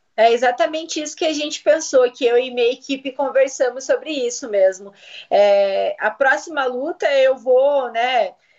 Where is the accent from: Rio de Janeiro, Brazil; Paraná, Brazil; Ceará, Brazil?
Paraná, Brazil; Curitiba; eu nasci aqui em Curitiba, sempre morei aqui mesmo.